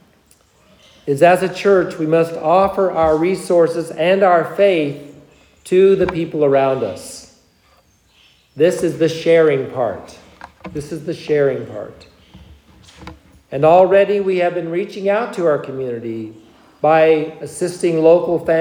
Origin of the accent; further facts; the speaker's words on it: United States; our beloved country, the United States of America